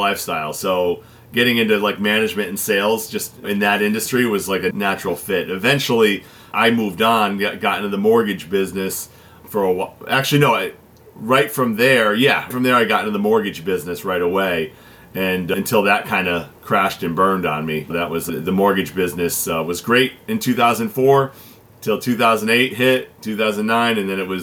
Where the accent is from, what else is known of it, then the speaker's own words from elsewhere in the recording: Connecticut, United States; I was born and raised here in Connecticut